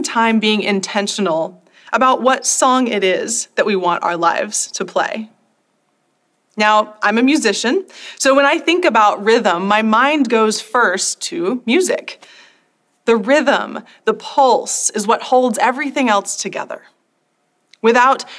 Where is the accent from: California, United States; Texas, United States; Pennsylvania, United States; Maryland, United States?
Texas, United States; North; I grew up in North Texas, where high school football is sort of a religion all its own.